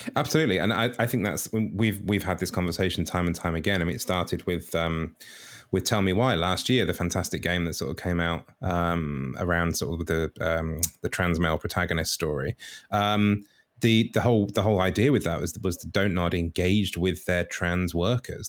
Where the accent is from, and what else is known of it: United Kingdom